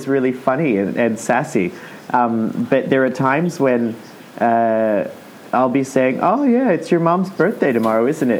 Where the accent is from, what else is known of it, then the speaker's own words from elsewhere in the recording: Australia; I am an Australian.